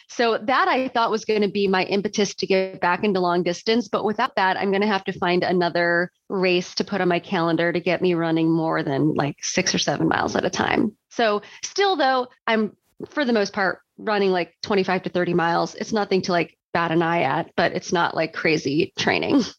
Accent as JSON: {"language": "English", "town": "Chicago", "region": "Illinois", "country": "United States", "tie": "born or raised there", "moved": "as an adult", "lives_now": "Portland, United States", "said": "I grew up in Chicago like in the Chicago suburbs and lived in Chicago most of my life"}